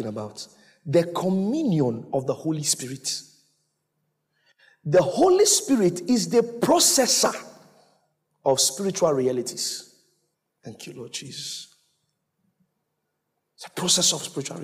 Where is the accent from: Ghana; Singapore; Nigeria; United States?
Ghana; I'm from Ghana.